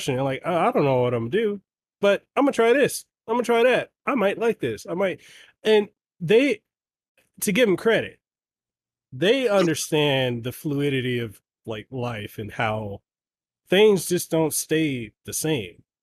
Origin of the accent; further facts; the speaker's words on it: Memphis, Tennessee, United States; now in Honolulu, United States; I'm from South Memphis